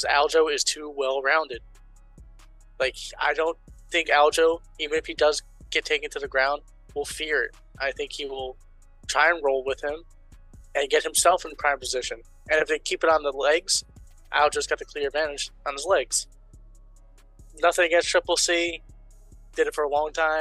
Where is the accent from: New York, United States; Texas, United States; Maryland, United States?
New York, United States; I'm a New Yorker